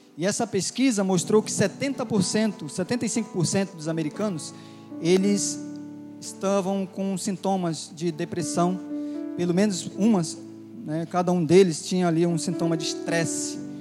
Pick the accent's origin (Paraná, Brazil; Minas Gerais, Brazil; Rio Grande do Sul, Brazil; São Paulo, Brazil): Minas Gerais, Brazil; Barbacena; moved away; Quando eu era pequeno lá em Barbacena